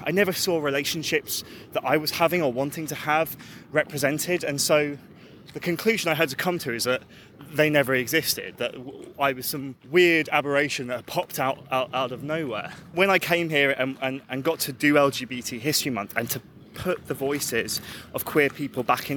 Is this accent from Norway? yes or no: no; London, United Kingdom; as a Londoner